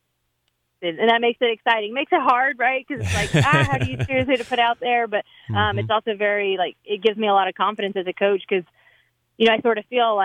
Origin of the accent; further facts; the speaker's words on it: the South, United States; I'm from the South, grew up in the South, played in the South